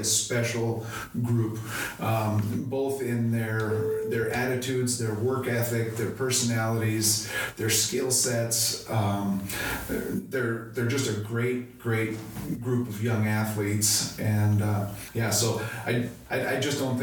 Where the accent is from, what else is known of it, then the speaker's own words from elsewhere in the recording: Wayzata, Minnesota, United States; moved away as an adult; now in Pierre, United States; I grew up in Wayzata, Minnesota